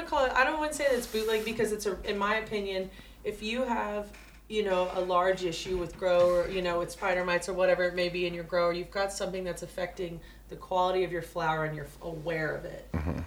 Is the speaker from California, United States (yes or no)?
no; Kentucky, United States; moved away as an adult; growing up in Kentucky